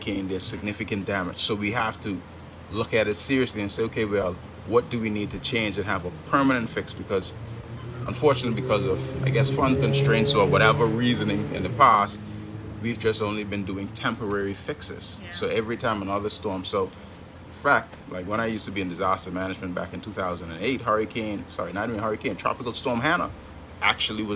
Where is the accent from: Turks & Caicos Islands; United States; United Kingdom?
Turks & Caicos Islands; Kew, North Caicos; my hometown of Q, North Caicos.